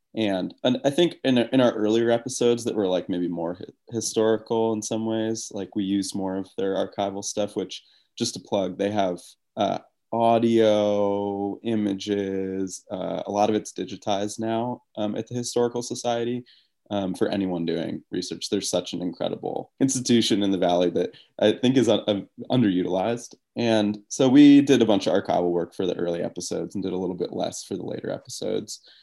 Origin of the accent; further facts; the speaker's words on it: upstate New York, United States; now in Wyoming, United States; I grew up in New York, uh, ups, upstate New York